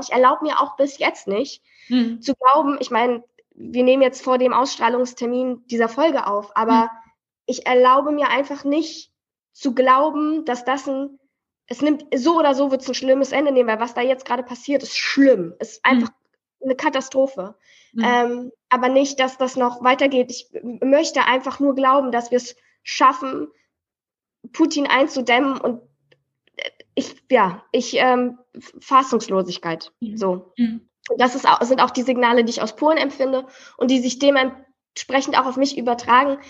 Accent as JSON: {"language": "German", "region": "Berlin", "country": "Germany", "tie": "born or raised there", "said": "wir sind im Märkischen Viertel groß geworden."}